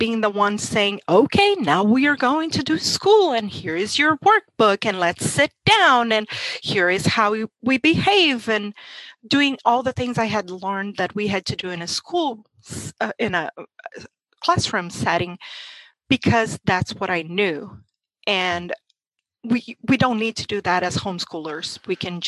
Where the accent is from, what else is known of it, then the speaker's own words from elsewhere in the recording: Brazil; English is a second language; moved away as an adult; now in United States; I'm from Brazil and homeschooling was illegal my whole life there